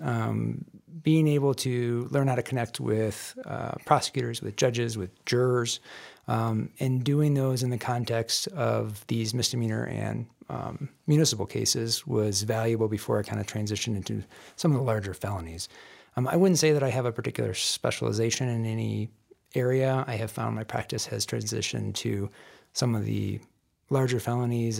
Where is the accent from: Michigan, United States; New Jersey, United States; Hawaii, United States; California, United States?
Michigan, United States; moved away as an adult; also born or lived in Denver, Colorado; now in Colorado, United States; I grew up in Michigan